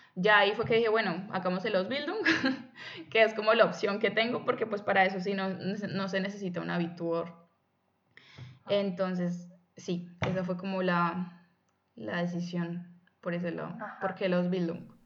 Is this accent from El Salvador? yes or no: no; Buga, Valle del Cauca, Colombia; moved away as an adult; now in Germany; provengo originalmente de Colombia, de la ciudad de Buga, cerquita a Cali